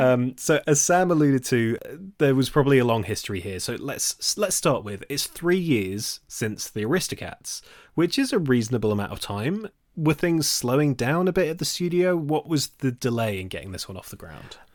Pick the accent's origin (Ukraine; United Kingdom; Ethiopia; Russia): United Kingdom; Nottingham, East Midlands; I grew up in Nottingham.